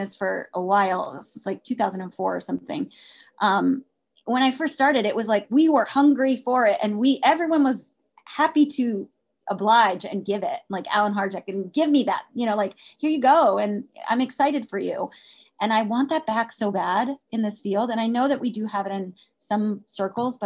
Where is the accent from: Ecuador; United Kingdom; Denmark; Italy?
United Kingdom; I'm British.